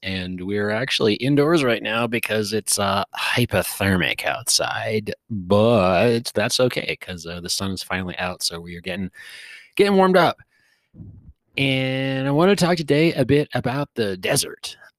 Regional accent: West Coast, United States; You know, I grew up on the West Coast, and there's a lot of green.

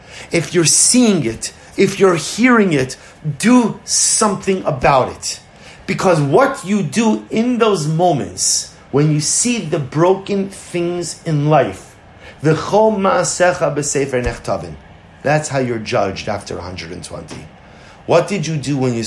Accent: New York, United States; now in Baltimore, United States; I'm from New York originally

